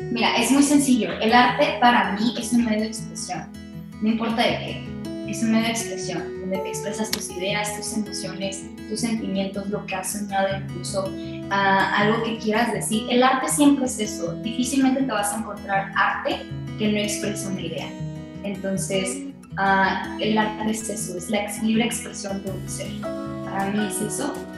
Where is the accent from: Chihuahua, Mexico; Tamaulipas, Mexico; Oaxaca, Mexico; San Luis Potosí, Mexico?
Tamaulipas, Mexico; Matamoros; also born or lived in Monterrey, Nuevo León; soy de Monterrey, pero vivo en Matamoros. Llevo 26 años de 27 y en esta, en esta ciudad